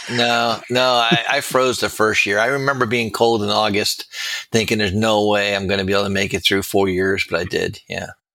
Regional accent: Miami, Florida, United States; also born or lived in New Haven, Connecticut; I was born and raised in Miami

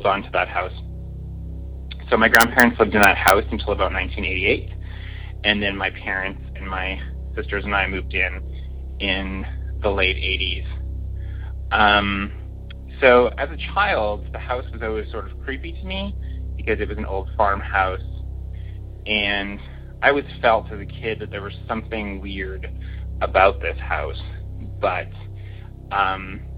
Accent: Saskatchewan, Canada; now in Toronto, Canada; I grew up in a very small town on a farm in a very small town in Saskatchewan, which is our oddly named province here in Canada.

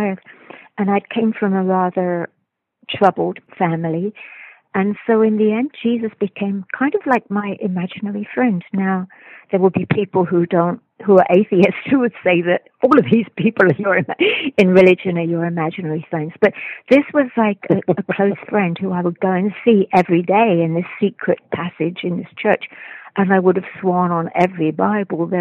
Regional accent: London, United Kingdom; I was raised in London

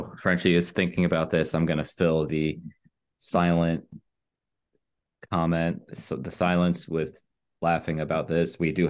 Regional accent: Monaco; born there; since I was born in Monaco.

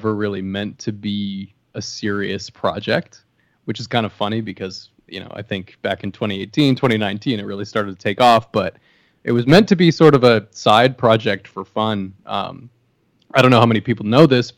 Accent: Canada; moved away; I'm Canadian, but I don't live in Canada.

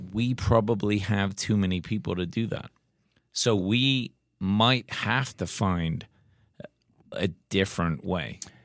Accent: England, United Kingdom; now in United States; We grew up in England

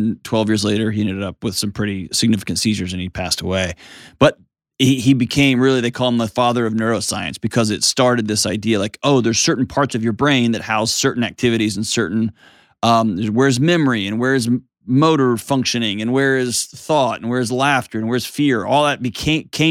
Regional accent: Houston, Texas, United States; moved away; my hometown, H-Town

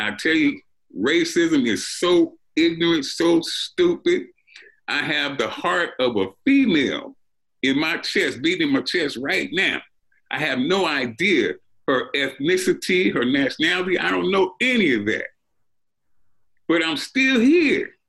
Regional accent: Compton, California, United States; also born or lived in Pine Bluff, Arkansas; I was raised in Compton, but we started out in Arkansas, in Pine Bluff, Arkansas

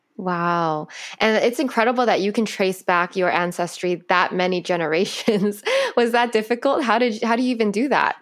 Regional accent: California, United States; I was born here. My parents, my dad's from China, my mom's Chinese but from Vietnam

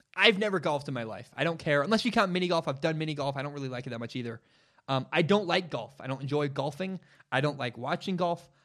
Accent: Portland, Oregon, United States; I grew up in Portland, Oregon. It's my hometown. It's where I'm from

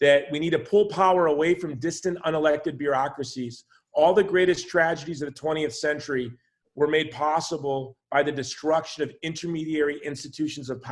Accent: Hawaii, United States; I'm from Hawaii

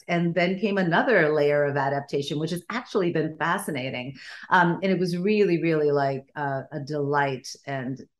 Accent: Stockholm, Stockholm County, Sweden; first language Bulgarian; English is a second language; moved away; also born or lived in Bulgaria; I grew up in Sweden because that's where my parents emigrated to. And I was born in Bulgaria. My first language was Bulgarian.

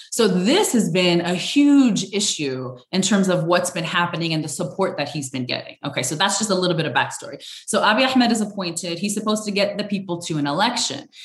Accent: Sudan; born there; So I was born in Sudan in a refugee camp

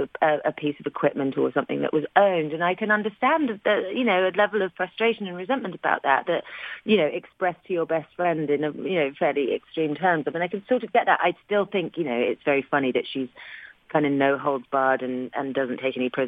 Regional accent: London, United Kingdom; I was from West London, England

